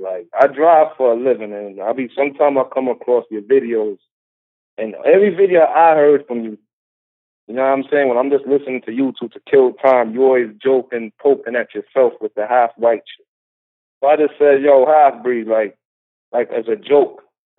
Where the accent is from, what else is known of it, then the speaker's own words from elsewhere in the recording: New York, United States; now in Las Vegas, United States; I'm from New York.